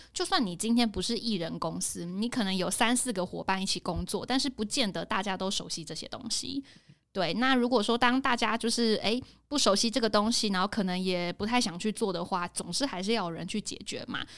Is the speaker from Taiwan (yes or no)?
yes; Hsinchu, Taiwan; moved away as an adult; now in Taipei, Taiwan; 我是新竹人